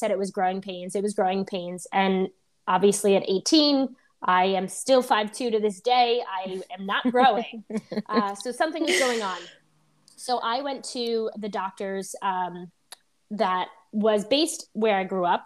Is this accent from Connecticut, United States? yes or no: no; East Islip, New York, United States; I grew up on Long Island in East Islip in a very woodsy area